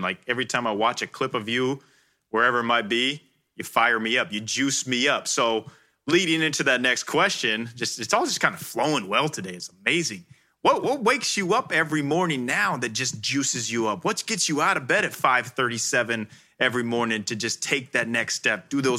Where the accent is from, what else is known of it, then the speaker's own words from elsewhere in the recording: Midwest, United States; moved away as an adult; now in Los Angeles, United States; we're both from the Midwest, small town, small school athletes.